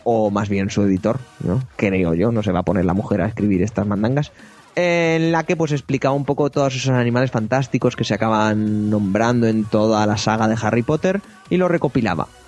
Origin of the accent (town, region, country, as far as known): Spain